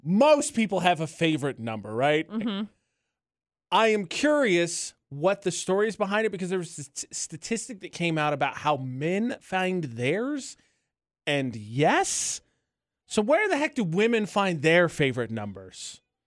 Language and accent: English; Indiana, United States; moved away; my home state of Indiana